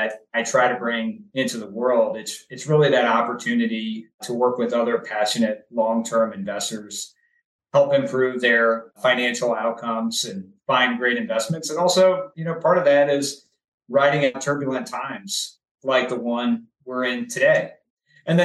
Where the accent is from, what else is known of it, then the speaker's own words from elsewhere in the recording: New Orleans, Louisiana, United States; now in Richmond, United States; I grew up in New Orleans.